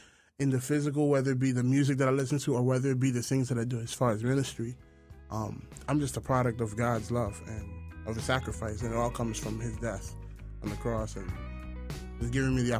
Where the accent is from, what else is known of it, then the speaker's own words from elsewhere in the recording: New York City, New York, United States; moved away as an adult; also born or lived in Brooklyn / Bronx / Queens; now in Jersey City, United States; I was born in Harlem, lived in Brooklyn, Bronx, Queens. I've lived in almost every single borough. Now I'm in Jersey City